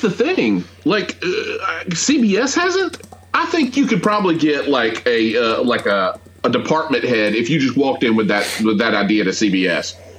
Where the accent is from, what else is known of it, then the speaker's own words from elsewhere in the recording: Atlanta, Georgia, United States; growing up in Atlanta